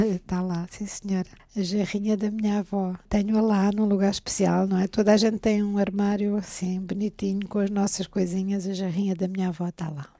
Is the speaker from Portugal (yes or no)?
yes; Santa Vitória, Alentejo, Portugal; now in Toronto, Canada; Santa Vitória, não é? A aldeia de onde eu sou